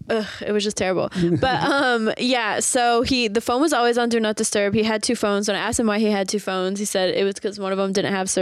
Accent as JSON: {"language": "English", "town": "Santa Barbara", "region": "California", "country": "United States", "also_born_or_lived": "the Valley, California", "said": "I am from Santa Barbara, California, but live in the Valley now."}